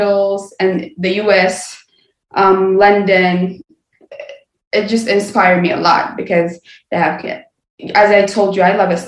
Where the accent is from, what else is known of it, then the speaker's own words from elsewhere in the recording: Addis Ababa, Ethiopia; born and raised in Ethiopia, Addis Ababa